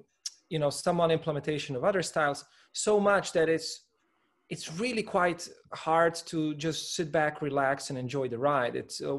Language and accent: English; Slovenia; Well, I must say, Slovenia, in many respects, is a very comfortable place to live in. It's a small country, about a 2.5 to 3 hour drive across the sort of the longest diagonal.